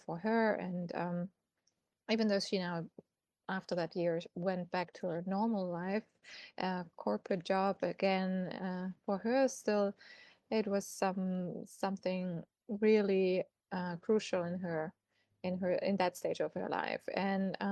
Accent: Germany; moved away as an adult; also born or lived in Munich; I'm originally from Germany and I used to work as a PR and marketing consultant in an agency back in Munich

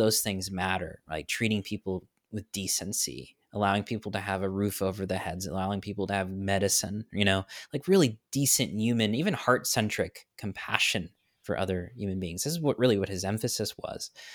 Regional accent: New York, United States; now in Florida, United States; I'm from New York, so I'm a bit of a transplant in Florida

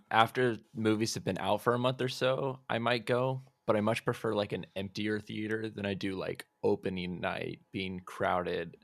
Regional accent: Olympia, Washington, United States; I'm actually from Olympia.

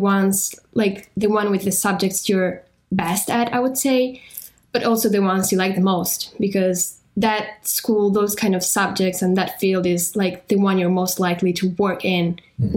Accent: northern Italy, Italy; English is a second language; I'm from Italy, specifically Northern Italy

